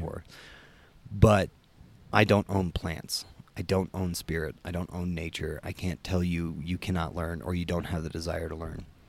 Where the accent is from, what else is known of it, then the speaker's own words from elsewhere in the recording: United States; I'm American.